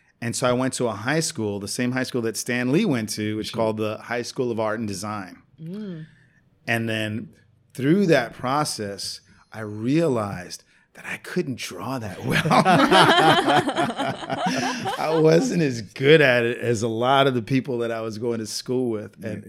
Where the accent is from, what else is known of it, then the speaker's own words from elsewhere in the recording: Puerto Rico; born there; I'm actually Puerto Rican. I was born in Puerto Rico.